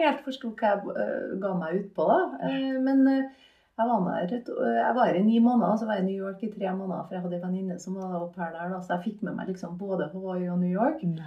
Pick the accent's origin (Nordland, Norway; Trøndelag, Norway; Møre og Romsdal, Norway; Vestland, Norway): Trøndelag, Norway; Malvik; Jeg vokste opp på Malvik, på Hundammeren.